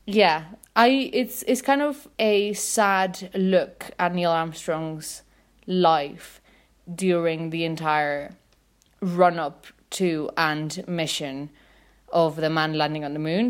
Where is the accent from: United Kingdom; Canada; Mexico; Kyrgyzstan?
Mexico; Mexico City; I'm from Mexico City.